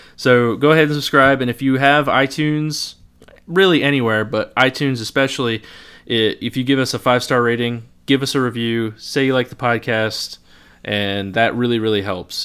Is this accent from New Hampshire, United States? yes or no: no; Lisbon, Connecticut, United States; accent: Norwich; I grew up in Lisbon.